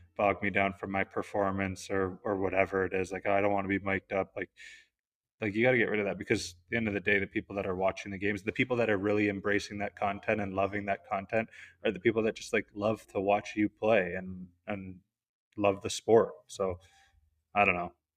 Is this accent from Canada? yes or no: yes; Canada; being Canadian